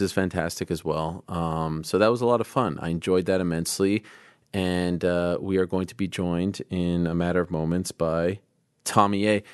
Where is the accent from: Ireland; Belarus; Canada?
Canada; I was born in Canada, so I like Canada